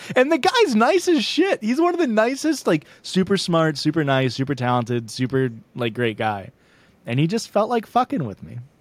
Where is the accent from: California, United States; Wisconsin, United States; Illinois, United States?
Illinois, United States; I'm from Illinois